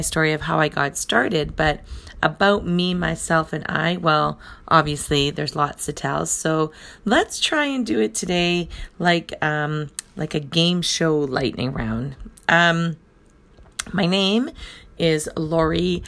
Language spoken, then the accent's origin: English; Thunder Bay, Ontario, Canada; also born or lived in Rainy River, Ontario; My hometown is in Thunder Bay, Ontario, Canada. So I am in Northern Ontario. It's a small community of about 120,000 people, and I was born and raised here.